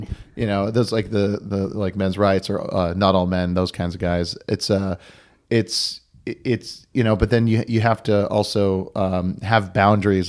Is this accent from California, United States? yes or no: no; Oahu, Hawaii, United States; I, I, was born and raised on Oahu